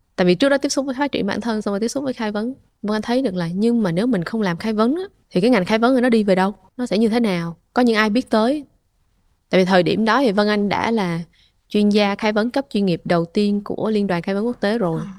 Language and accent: Vietnamese; Vietnam; mình là người Việt đầu tiên